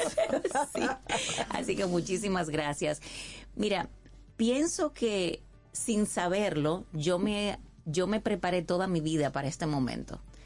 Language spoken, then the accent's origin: Spanish; Dominican Republic; also born or lived in San José de Ocoa; mi país